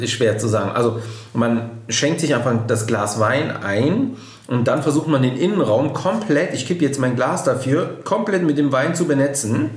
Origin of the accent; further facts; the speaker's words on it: Düsseldorf, North Rhine-Westphalia, Germany; komme hier gebürtig aus Düsseldorf